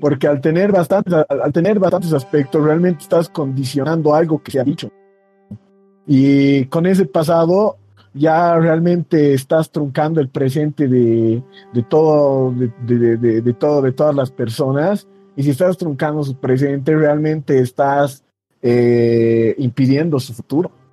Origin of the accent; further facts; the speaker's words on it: Muñecas Province, La Paz, Bolivia; Yo, yo vengo de la provincia de Muñecas